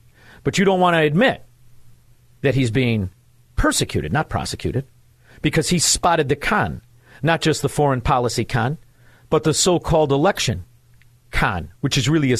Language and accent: English; Chicago, Illinois, United States; You see, I speak swindler scum. I'm from Chicago. I know how to speak it.